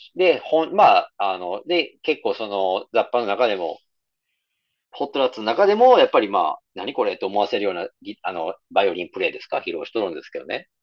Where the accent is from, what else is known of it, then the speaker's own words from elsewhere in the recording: Nara, Japan; 奈良、地元奈良